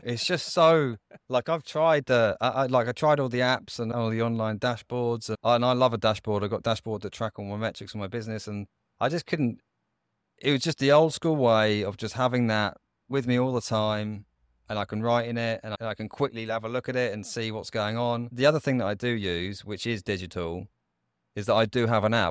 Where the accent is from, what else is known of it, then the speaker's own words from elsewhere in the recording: United Kingdom; I grew up just outside of London